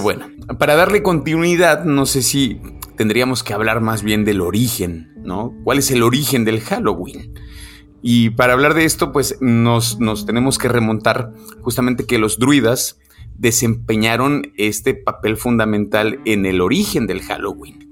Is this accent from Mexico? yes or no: yes; Mexico; also born or lived in Aguascalientes; festejar nosotros como mexicanos